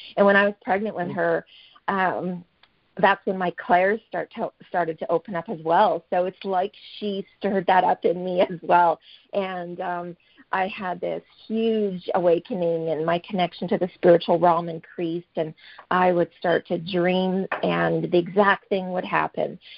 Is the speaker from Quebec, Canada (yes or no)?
no; Fort Saskatchewan, Alberta, Canada; I'm from Fort Saskatchewan, Alberta, Canada